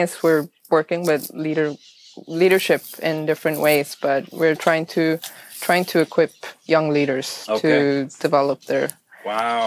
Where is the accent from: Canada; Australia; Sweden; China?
Sweden; northern Sweden; first language Swedish; English is a second language; moved away as an adult; now in Nicaragua; I'm born in Sweden, and north of Sweden, but I've been here for 5 years.